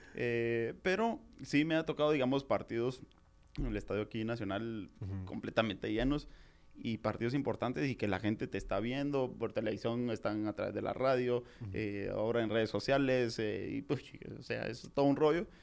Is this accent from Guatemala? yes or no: yes; Jalapa, Guatemala; moved away as an adult; also born or lived in Guatemala City; yo soy de Jalapa